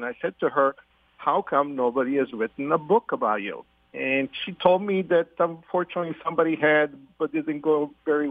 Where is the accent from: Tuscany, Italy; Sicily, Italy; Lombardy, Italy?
Sicily, Italy; now in Connecticut, United States; the same hometown in Sicily as I was born